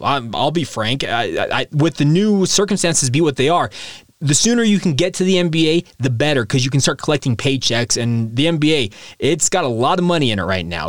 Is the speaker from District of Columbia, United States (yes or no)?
no; Utah, United States; I'm a lifer in the state of Utah